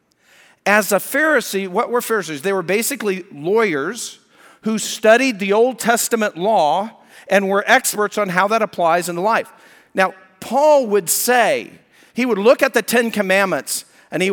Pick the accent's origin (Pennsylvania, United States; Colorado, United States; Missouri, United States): Colorado, United States; moved away; I was raised in Colorado